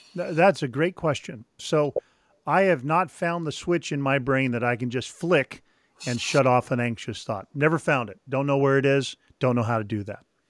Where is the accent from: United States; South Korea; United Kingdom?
United States; Sacramento, California; also born or lived in Mission Viejo, California; I grew up near the American River in Sacramento